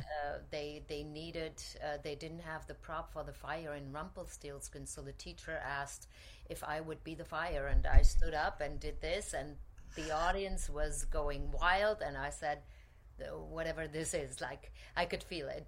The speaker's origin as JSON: {"language": "English", "country": "Germany", "tie": "born or raised there", "also_born_or_lived": "Cologne / Zurich / Paris / Vienna", "moved": "as an adult", "lives_now": "New York, United States", "said": "I grew up in Germany"}